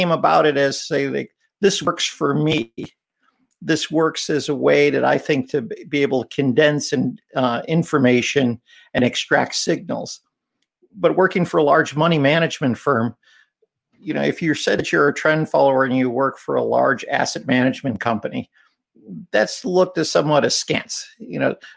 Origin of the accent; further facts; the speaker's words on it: Chicago, Illinois, United States; growing up in Chicago